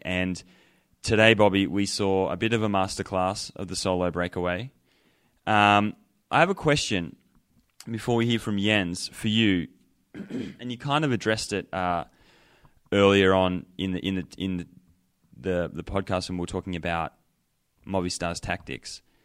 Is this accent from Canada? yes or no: no; Australia; now in Colorado, United States